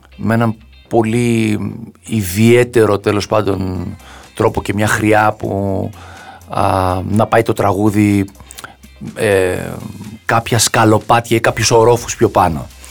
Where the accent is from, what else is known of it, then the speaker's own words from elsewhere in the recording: Agia Varvara, Attica, Greece; είμαι από την Αγία Βαρβάρα